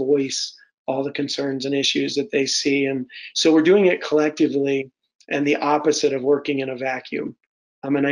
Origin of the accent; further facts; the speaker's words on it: United Kingdom; now in Michigan, United States; being a Brit and having those ties